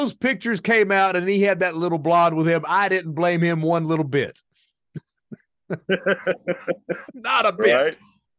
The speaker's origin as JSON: {"language": "English", "region": "Kentucky", "country": "United States", "moved": "yes", "said": "I'm from Kentucky originally"}